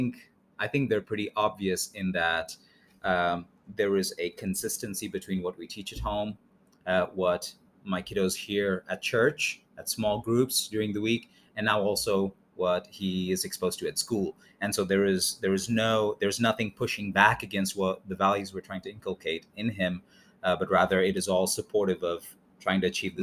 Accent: India; also born or lived in England / Mexico City; now in United States; But I'm originally from India, by mm-hmm. way of England, and now we're settled here in the U.S.

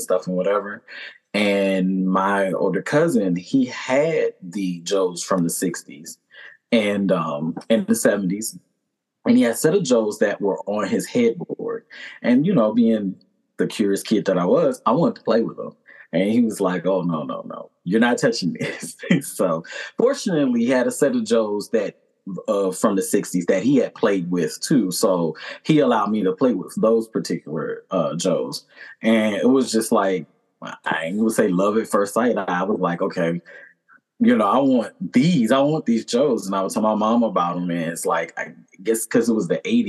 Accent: Maryland, United States; I am from Maryland

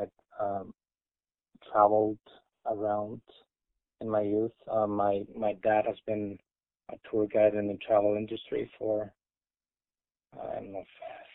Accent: Iceland; English is a second language; moved away as an adult; now in Utah, United States; I'm an Icelandic native. Born and raised in Iceland, lived there my whole life until I moved to Utah, except for a couple stints of study abroad.

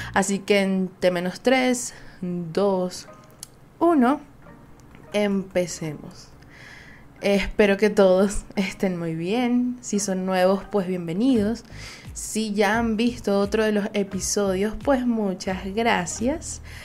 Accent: Venezuela; Soy una jeva de Venezuela

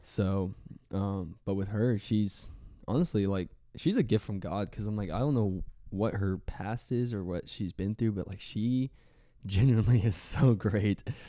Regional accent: Waco, Texas, United States; now in Florida, United States; I grew up in Waco, Texas

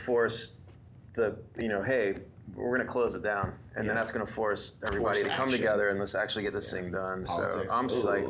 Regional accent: Buxton, North Carolina, United States; also born or lived in Warsaw, New York; where are you from? And you're like, Buxton.

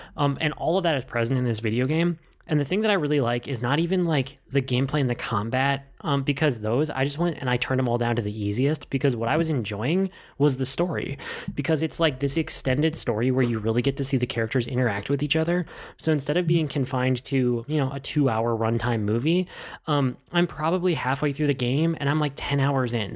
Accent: Minnesota, United States; a native Minnesotan

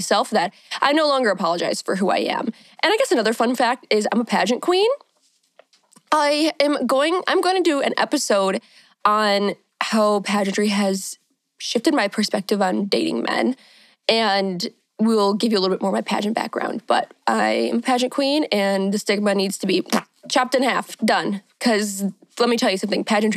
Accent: Michigan, United States; I am from Michigan. I'm a Michigan queen, born and raised, still here.

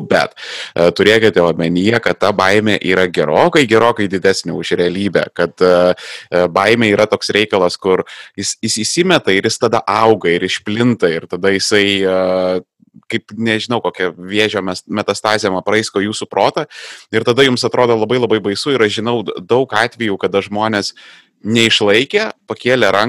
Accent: Vilnius, Vilnius County, Lithuania; aš pavyzdžiui gimęs augęs e, Vilniuje, aš e, labai e, esu susipažinęs intimiai su tokiais dalykais, dar, dar netgi aš augau šalia Antoniego Vivulskėgo mokyklos

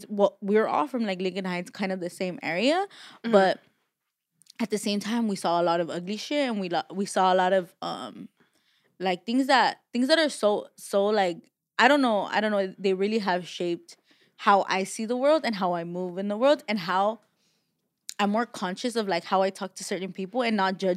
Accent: Mexico; now in Los Angeles, United States; as much as I'm from I'm from Mexico, like I know nothing Mexico and it's sad.

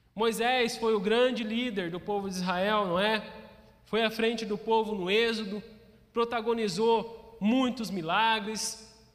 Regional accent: Brazil; nós, como brasileiros

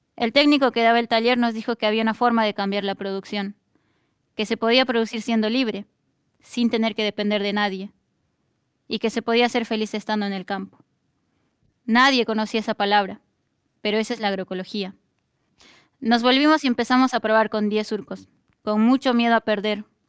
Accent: Bolivia; now in Argentina; la de miles de familias campesinas que venimos desde Bolivia

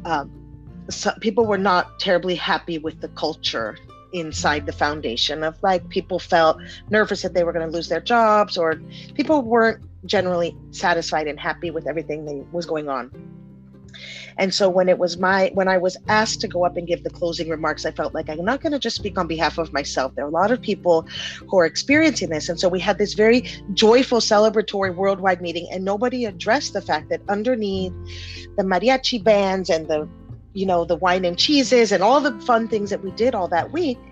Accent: San Diego, California, United States; also born or lived in Panama; when we moved to the US, we moved to San Diego, right on the border with Mexico.

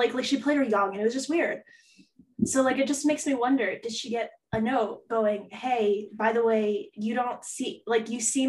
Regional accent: New Jersey, United States; I was in New Jersey.

